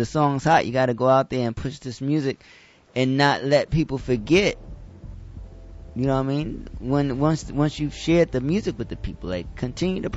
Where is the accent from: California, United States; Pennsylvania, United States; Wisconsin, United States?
Pennsylvania, United States; Philadelphia; I'm from Philly